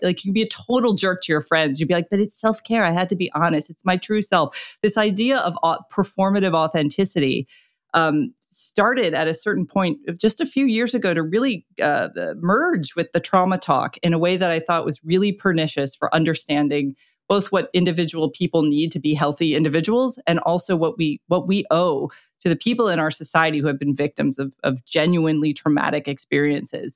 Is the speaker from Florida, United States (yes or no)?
yes; Florida, United States; I was born and raised in Florida